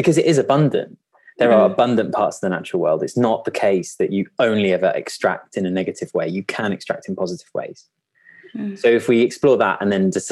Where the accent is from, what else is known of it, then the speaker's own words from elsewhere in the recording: Kent, North Downs, South East England, United Kingdom; I grew up in a very rural environment. I grew up in Kent, in the North Downs.